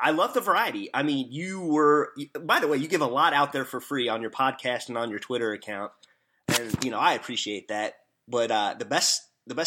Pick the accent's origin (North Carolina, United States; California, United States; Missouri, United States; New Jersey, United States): Missouri, United States; accent: hillbilly; I am from Missouri, so I'm not from the South, but I have family in Chicago. They say I talk like a hillbilly